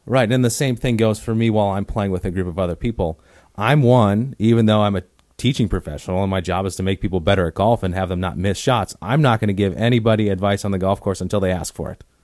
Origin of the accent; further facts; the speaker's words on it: Oconomowoc, Wisconsin, United States; now in Arizona, United States; growing up in Wisconsin, if I wanted to hit balls in the wintertime, I'd have to drive thirty minutes into Milwaukee from Oconomowoc